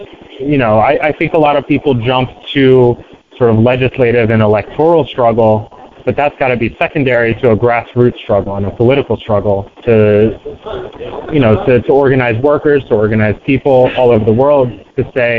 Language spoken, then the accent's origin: English; Baltimore, Maryland, United States; I'm from Baltimore.